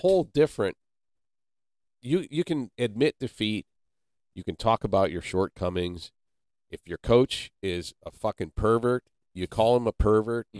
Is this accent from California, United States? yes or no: no; Canton, Ohio, United States; I was born and raised in Canton, Ohio, which is the birthplace of professional football.